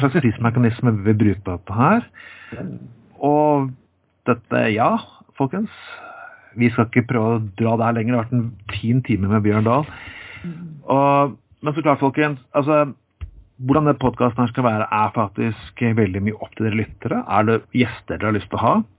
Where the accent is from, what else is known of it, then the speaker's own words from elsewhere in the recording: Telemark, Norway; Jeg har vokst opp i Telemark på 80-tallet.